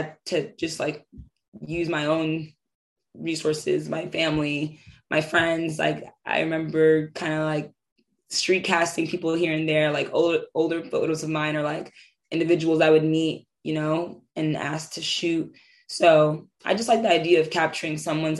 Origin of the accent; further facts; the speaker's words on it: New York City, New York, United States; for me in Harlem, especially because I was raised like on Lenox Ave